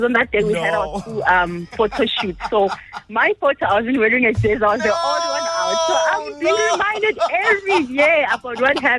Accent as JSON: {"language": "English", "town": "Johannesburg", "region": "Gauteng", "country": "South Africa", "tie": "born or raised there", "said": "So I grew up living in Johannesburg, the CBD."}